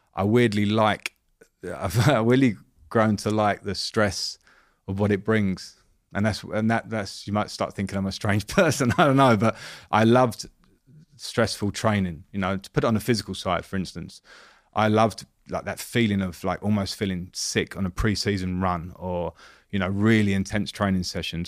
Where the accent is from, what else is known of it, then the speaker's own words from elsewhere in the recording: England, United Kingdom; as an English ex-player